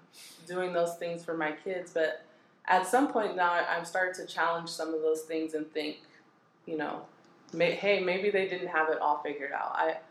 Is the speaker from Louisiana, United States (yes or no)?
no; Pomona, California, United States; I grew up here in Pomona.